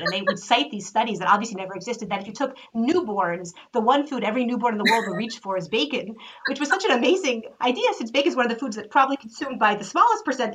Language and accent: English; United States; as an American